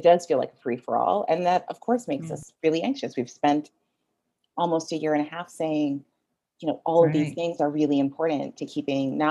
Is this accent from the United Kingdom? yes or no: no; Jamaica; I am Jamaican.